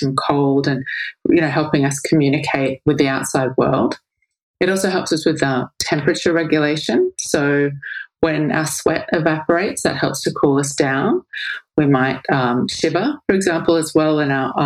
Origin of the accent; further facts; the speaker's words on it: Australia; I grew up in Australia